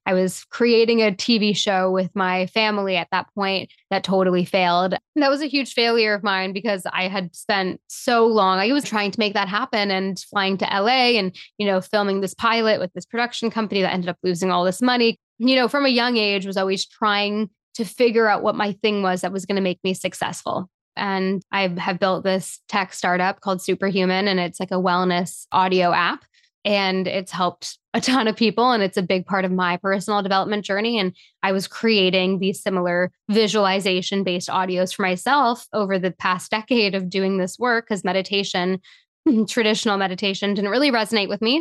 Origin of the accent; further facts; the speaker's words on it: Toronto, Ontario, Canada; being born and raised in Toronto in a big city